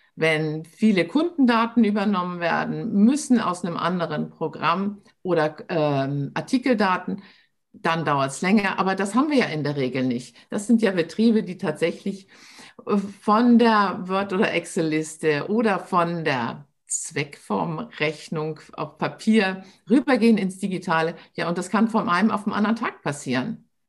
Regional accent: Hamburg, Germany; also born or lived in Munich area; now in Munich, Germany; bin aber eine Hamburger Dern. Ich sage immer, äh, Hamburg ist meine Heimat, München ist mein Zuhause.

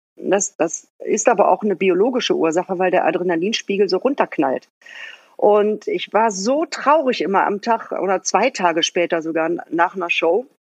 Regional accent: Bottrop, North Rhine-Westphalia, Germany; also born or lived in Mülheim an der Ruhr; now in Berlin, Germany; geboren bin ich in Mülheim an der Ruhr, aufgewachsen im Bottrop in Westfalen

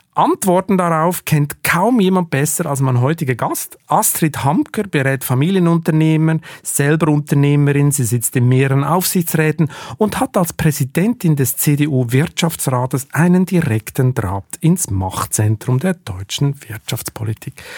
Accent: Switzerland; Ich als Schweizer

